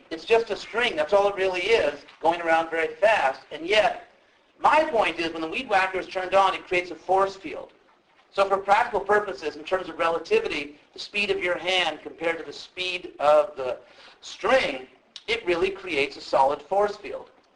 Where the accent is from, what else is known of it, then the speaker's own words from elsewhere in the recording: Southern California, United States; I'm actually from Southern California, and uh, a good part of my life I lived actually in a part of the city where there are a lot of movie people around